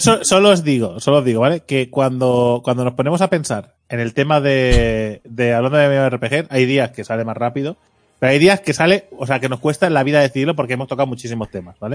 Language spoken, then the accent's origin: Spanish; Catalonia, Spain; el puto desayuno catalán